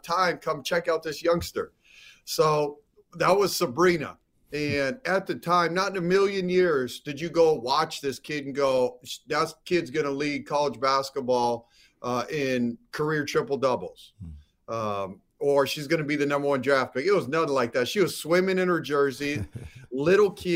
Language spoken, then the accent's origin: English; Seattle, Washington, United States; moved away; I'm from Seattle